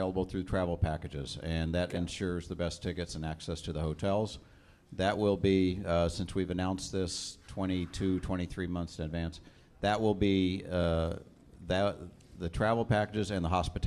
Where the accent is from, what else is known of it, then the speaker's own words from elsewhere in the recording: United States; I don't have much of an Irish accent, so I'm the American half of the equation of the Irish American